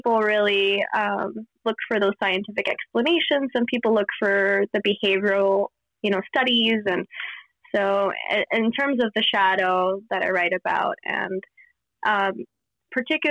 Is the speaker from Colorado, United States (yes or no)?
no; Miami, Florida, United States; where I grew up in Miami